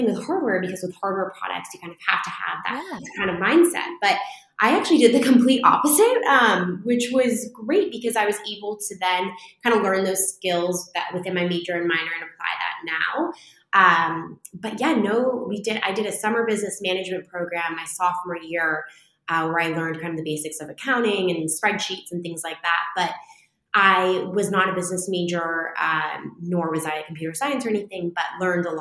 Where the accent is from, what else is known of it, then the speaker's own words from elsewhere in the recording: outside of San Francisco in the Bay Area, California, United States; now in New York City, United States; I grew up outside of San Francisco in the Bay Area